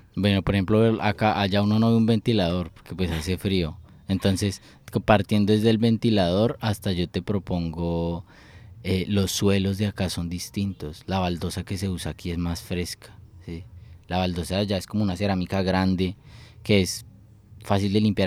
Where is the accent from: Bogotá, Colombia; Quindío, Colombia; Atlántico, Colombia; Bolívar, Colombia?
Bogotá, Colombia; soy de Bogotá